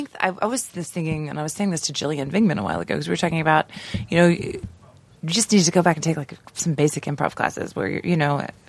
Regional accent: New York, United States; now in Los Angeles, United States; And I'm from New York. None of my credits transferred.

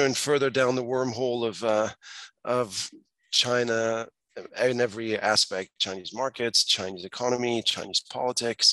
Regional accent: France; moved away as an adult; also born or lived in Asia / Hong Kong; I grew up in France. I moved to Asia in the mid-90s

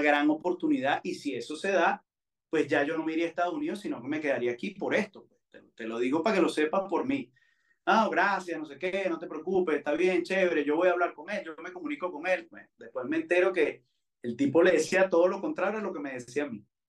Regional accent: Valencia, Carabobo, Venezuela; also born or lived in United States; Yo, yo viví en Valencia, yo no soy nacido en Valencia, pero viví ahí eh, eh, desde que tenía siete años

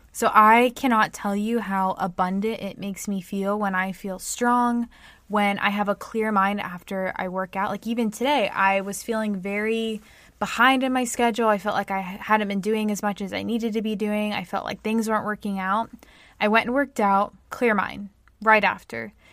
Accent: United States; I'm American

